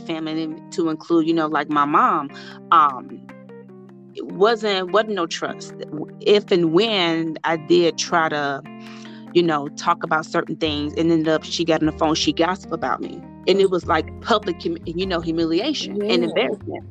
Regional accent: the South, United States; I'm from the South, and you know, I'm from a real country town.

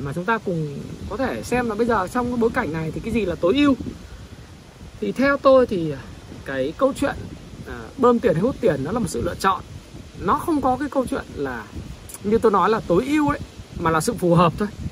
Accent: Northern Vietnam, Vietnam; accent: Northern (giọng Bắc); khi mà tôi nói chuyện thì giọng tôi giọng Bắc

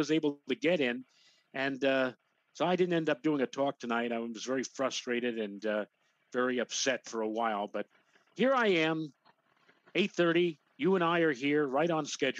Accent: New York City, New York, United States; when I was growing up in Throgs Neck

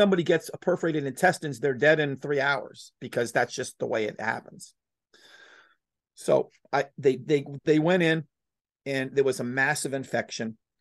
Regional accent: Florida, United States; moved away as an adult; also born or lived in Texas; I left my, my, my, you know, my home state of Florida and I moved to Texas

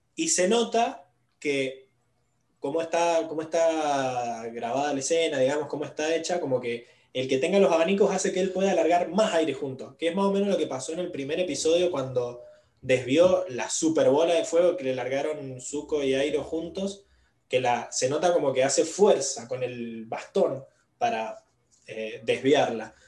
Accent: Mendoza, Argentina; somos muy mendocinos

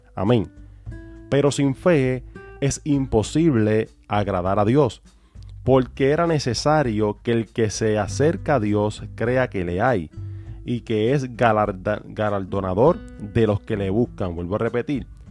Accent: Puerto Rico; de donde nosotros somos, que somos de Puerto Rico

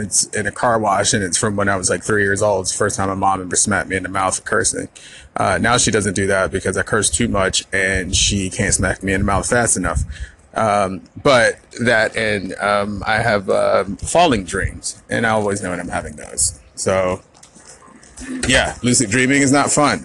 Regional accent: the South, United States; also born or lived in Florida; I am from the South and I live in the South

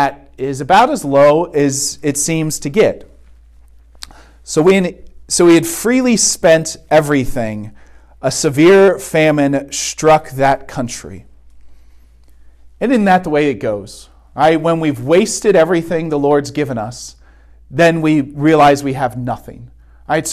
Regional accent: Vandalia, Ohio, United States; I'm from the suburbs. Right? I grew up in Vandalia

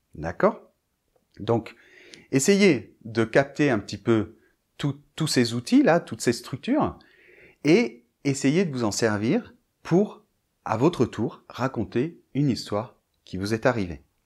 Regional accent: Bordeaux, Nouvelle-Aquitaine, France; je vivais bien sûr en France et je vivais à Bordeaux puisque moi, je suis de Bordeaux

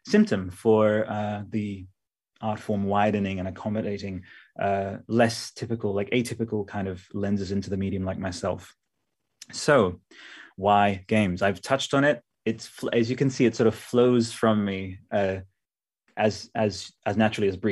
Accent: Canberra, Australian Capital Territory, Australia; I am from Canberra

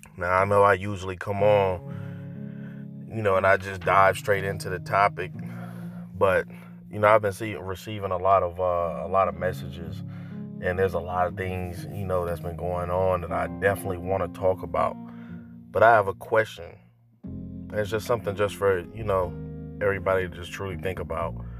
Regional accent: North Carolina, United States; moved away; I'm originally from North Carolina

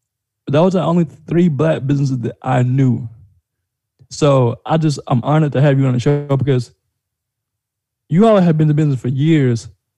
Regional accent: Greenville, South Carolina, United States; growing up in Fieldcrest Village back in the day

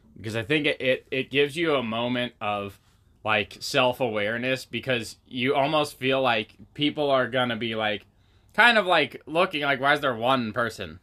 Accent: Pacific Northwest, United States; growing up in the Pacific Northwest

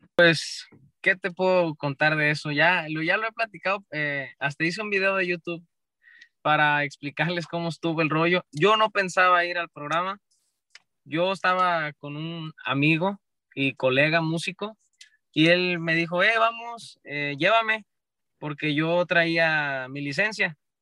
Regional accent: Michoacán, Mexico; somos michoacanos y del cerro

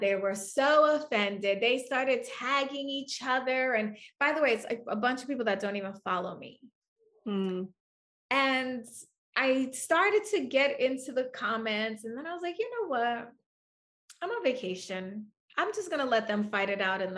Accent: New York City, New York, United States; moved away; I'm from New York City. My family still lives there.

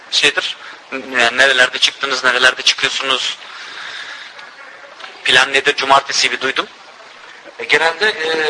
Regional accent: Kayseri, Kayseri Province, Turkey; now in Rotterdam, Netherlands; Ee, Rotterdam'da Türkçe öğretmenini yapıyorum. Kayserliyim. 20 yıldır buradayım.

